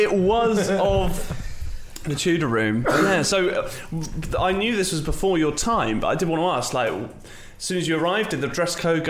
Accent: United Kingdom; we're British.

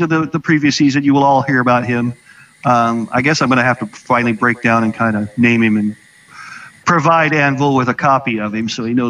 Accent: George Lucas's hometown, another speaker adds Marin County, California, United States; that's my hometown, is George Lucas's hometown.

